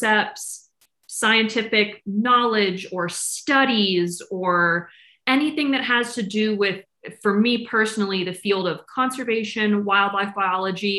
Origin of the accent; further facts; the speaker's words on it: Tampa, Florida, United States; Born and raised in Tampa, 6 generations of Florida goodness.